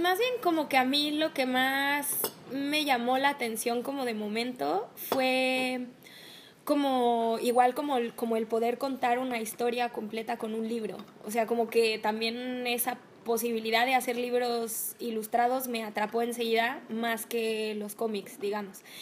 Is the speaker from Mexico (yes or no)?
yes; Mexico; En México tenemos eh, materias obligatorias y materias optativas, que nosotros los dos estudiamos en la UNAM